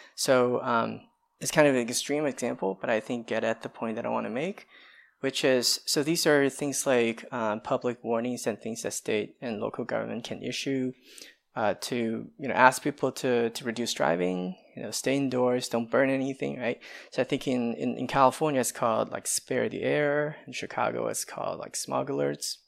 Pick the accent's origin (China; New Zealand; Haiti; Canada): China; now in United States; I come from China